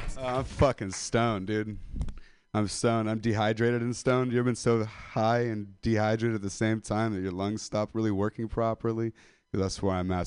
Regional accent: Modesto, California, United States; I'm a dropout from Modesto

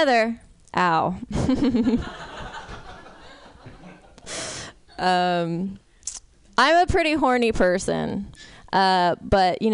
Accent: San Francisco, California, United States; I'm from San Francisco.

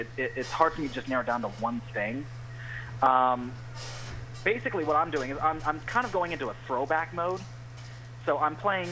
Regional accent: Los Angeles, California, United States; now in Nashville, United States; I am from Los Angeles

